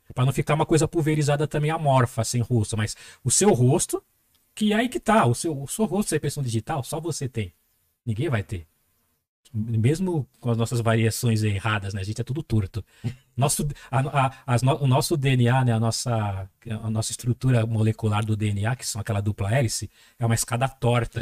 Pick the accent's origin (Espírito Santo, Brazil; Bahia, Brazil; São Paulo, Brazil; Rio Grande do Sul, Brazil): São Paulo, Brazil; first language Portuguese